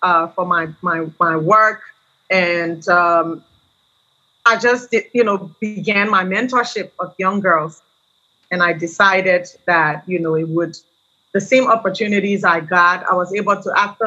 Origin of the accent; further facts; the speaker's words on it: Liberia; I grew up in Liberia